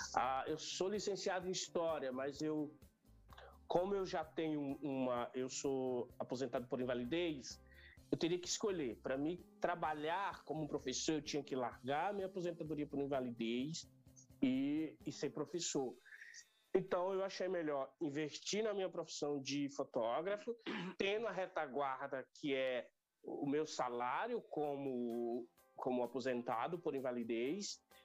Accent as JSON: {"language": "Portuguese", "town": "Bom Jesus", "region": "Piauí", "country": "Brazil", "tie": "born or raised there", "moved": "yes", "lives_now": "São Paulo, Brazil", "said": "aos 14 anos de idade, lá no interior do estado do Piauí, que eu não nasci em São Paulo, eu nasci numa cidade do interior do estado do Piauí chamada Bom Jesus"}